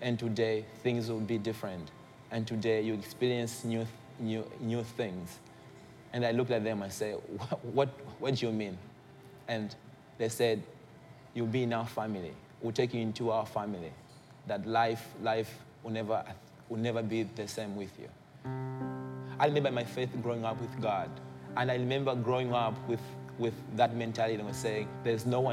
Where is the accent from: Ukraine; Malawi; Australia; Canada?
Malawi; I come from Malawi, and this is in Africa